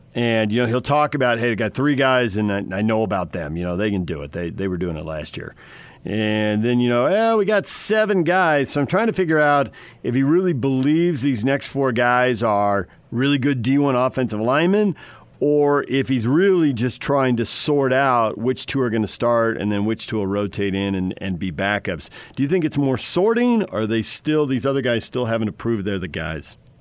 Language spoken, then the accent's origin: English; South Bay, San Diego, California, United States; I grew up in the South Bay